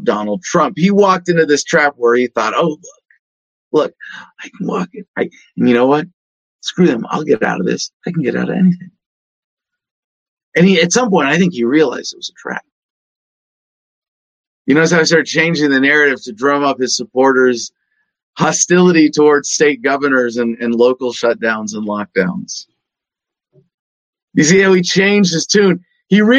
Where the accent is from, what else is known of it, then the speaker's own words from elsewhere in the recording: California, United States; I grew up in California